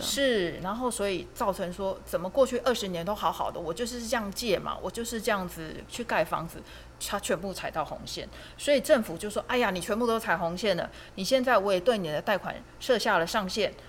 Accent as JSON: {"language": "Chinese", "country": "Taiwan", "said": "我们台湾人，其实就是辛苦一辈子"}